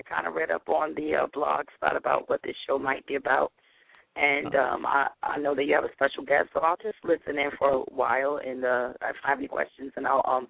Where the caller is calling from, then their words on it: New Jersey, United States; I'm calling from New Jersey.